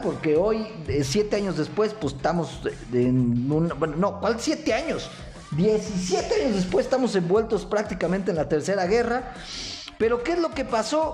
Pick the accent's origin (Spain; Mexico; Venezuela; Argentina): Mexico; los mexicanos